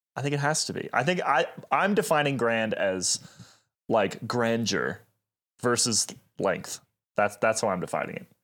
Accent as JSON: {"language": "English", "country": "United States", "said": "we are American"}